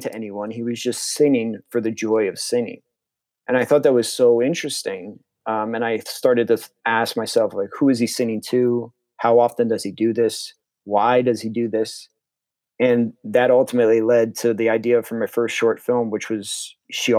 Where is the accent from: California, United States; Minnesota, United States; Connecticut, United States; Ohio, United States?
Connecticut, United States; New Canaan; also born or lived in Norwalk, Connecticut; I grew up in New Canaan, Connecticut, which is Fairfield